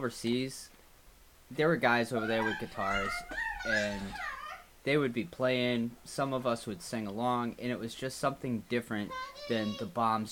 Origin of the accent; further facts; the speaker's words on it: Haverhill, Massachusetts, United States; moved away as an adult; I was born and raised in Haverhill, Massachusetts